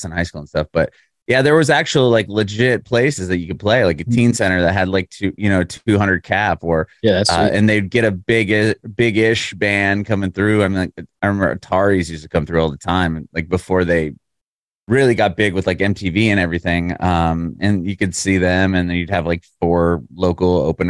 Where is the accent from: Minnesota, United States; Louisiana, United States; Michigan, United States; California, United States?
California, United States; San Diego; now in Nashville, United States; I grew up in San Diego and there was a music scene there